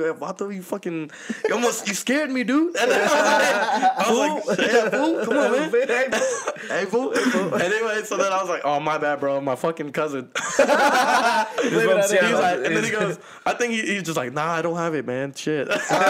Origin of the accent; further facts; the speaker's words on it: Seattle, Washington, United States; once again, I'm from Seattle.